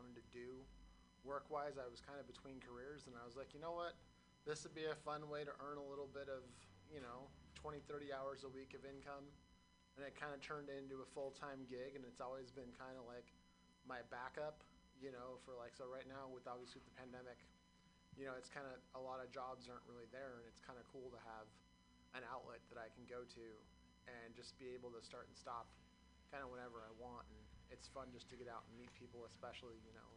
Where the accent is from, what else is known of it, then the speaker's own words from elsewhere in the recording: Oakland, California, United States; I'm originally from Oakland